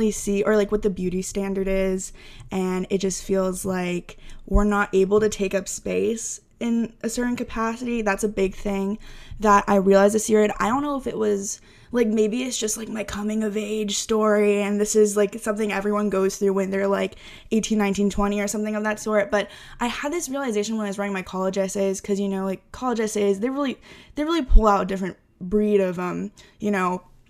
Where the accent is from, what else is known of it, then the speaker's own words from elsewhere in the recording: Texas, United States; also born or lived in Maine / Vietnam; both my parents are white. I grew up in Texas. Before that, I lived in Maine. So it's just, there was, in Maine, there was a lack of diversity around me.